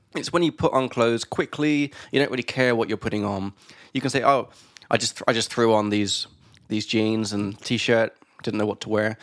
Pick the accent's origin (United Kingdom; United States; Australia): United Kingdom; England; from England